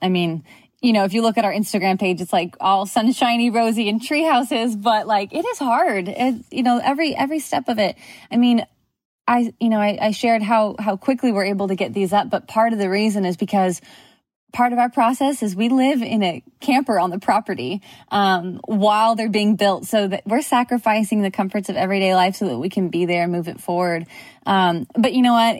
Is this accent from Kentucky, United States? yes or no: no; Southern California, United States; moved away as an adult; also born or lived in Houston; I grew up in Southern California